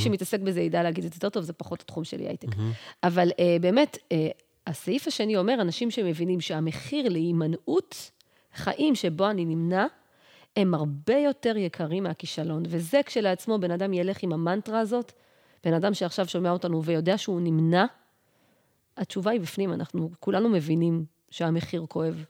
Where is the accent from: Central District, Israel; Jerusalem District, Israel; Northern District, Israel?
Central District, Israel; Yehud; moved away as an adult; now in Pardes Hanna, Israel; אני עברתי מ, מהבית שלי, מעיר מולדתי, מיהוד, לגור בפרדס חנה